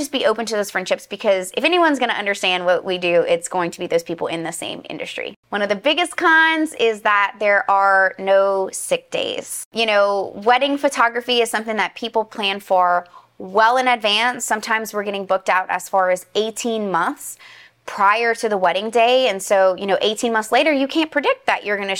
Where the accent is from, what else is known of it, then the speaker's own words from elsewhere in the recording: Louisiana, United States; I'm from Louisiana